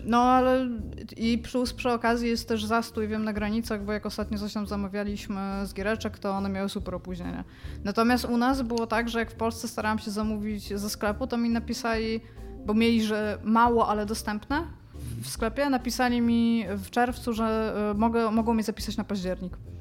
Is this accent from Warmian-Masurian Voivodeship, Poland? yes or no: yes; Elbląg, Warmian-Masurian Voivodeship, Poland; moved away as an adult; miałam 20 lat, wyjechałam z Elbląga